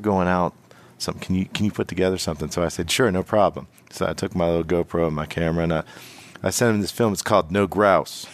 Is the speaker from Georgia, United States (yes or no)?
no; Western Pennsylvania, United States; I'm from Western P